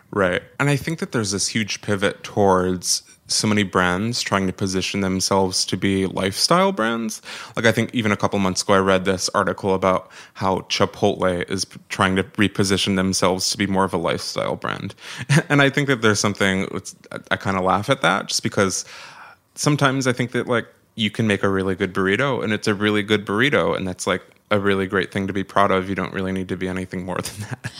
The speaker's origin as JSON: {"language": "English", "town": "Syracuse", "region": "New York", "country": "United States", "tie": "born or raised there", "moved": "as an adult", "lives_now": "New York City, United States", "said": "So I was born and raised in Syracuse, New York."}